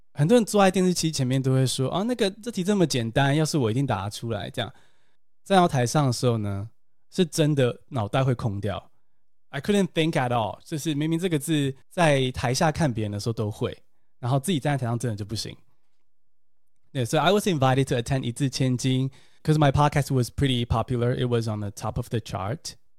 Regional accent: Taiwan; English is a second language; I learned English in Taiwan

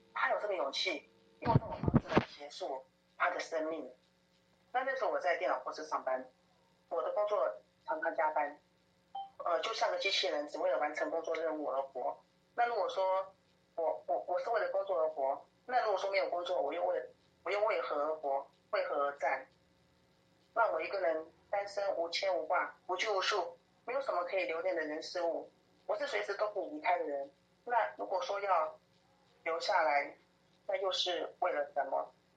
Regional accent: Taoyuan, Taiwan; 我出生在桃园的眷村家庭，八岁的时候 爸爸就生病走了

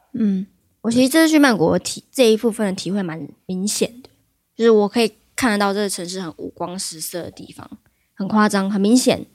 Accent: Taiwan; 我们台湾人

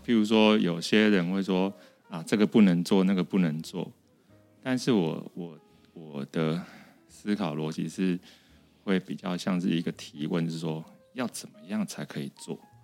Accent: Sanchong, New Taipei, Taiwan; 我真的是一个从小在菜，三重菜市场长大的小孩

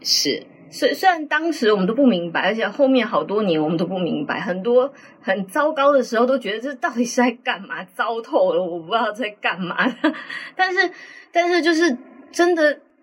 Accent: Tainan, Taiwan; 因为我们就是台南人

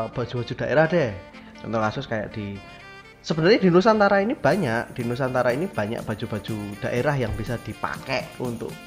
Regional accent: Indonesia; Kan kita orang Indonesia, baju daerah.

